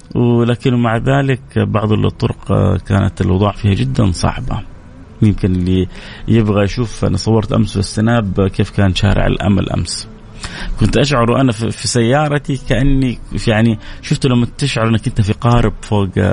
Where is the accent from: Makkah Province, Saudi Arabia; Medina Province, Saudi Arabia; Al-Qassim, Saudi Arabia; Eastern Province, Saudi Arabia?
Makkah Province, Saudi Arabia; Jeddah; عندنا في الغربيه خصوصا في جده